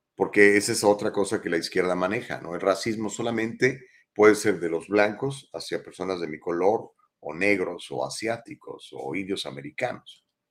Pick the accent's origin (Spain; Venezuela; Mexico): Mexico; now in Los Angeles, United States; mexicanos somos blancos